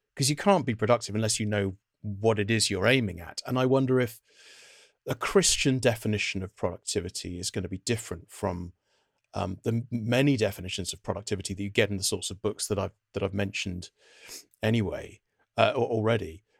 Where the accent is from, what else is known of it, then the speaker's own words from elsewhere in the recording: United Kingdom; I was scalped, as many British undergraduate students are